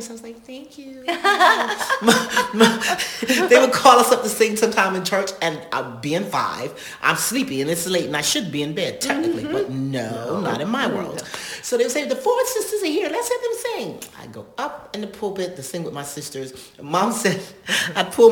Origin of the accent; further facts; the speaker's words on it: North Carolina, United States; we were raised around in North Carolina, around Indians